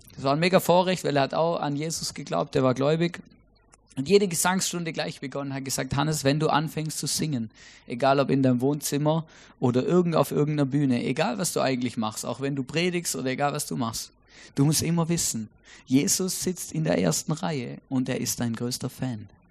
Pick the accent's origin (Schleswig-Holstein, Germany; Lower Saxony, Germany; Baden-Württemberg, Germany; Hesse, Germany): Baden-Württemberg, Germany; Stuttgart; moved away as an adult; also born or lived in Switzerland; now in Austria; Ich bin ja in Großraum Stuttgart aufgewachsen